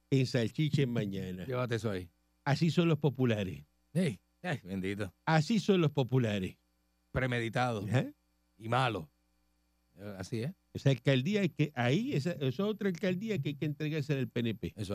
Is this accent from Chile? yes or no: no; Cuba; Pues, claro que soy cubano